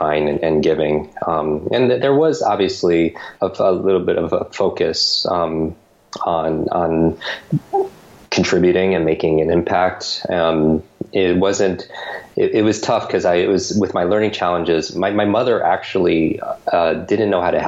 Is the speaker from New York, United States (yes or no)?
yes; Westchester, New York, United States; I was born and grew up in Westchester, New York. It's a suburb of New York City, just north of the city